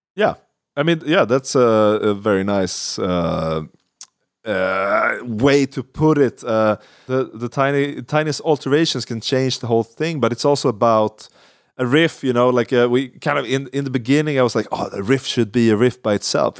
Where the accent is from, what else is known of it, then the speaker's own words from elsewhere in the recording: Sweden; English is a second language; we're, we're from Sweden